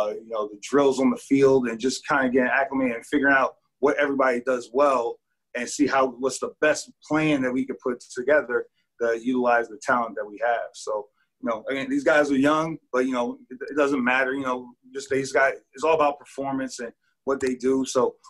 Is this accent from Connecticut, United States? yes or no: yes; Connecticut, United States; You know, I grew up in Connecticut, and so I'm familiar with the area